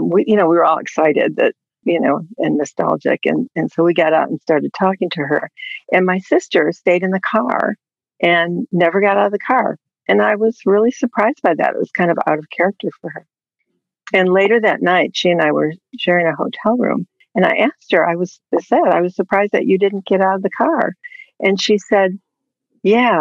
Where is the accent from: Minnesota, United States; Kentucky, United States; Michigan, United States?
Michigan, United States; Detroit; moved away; We grew up in the Detroit area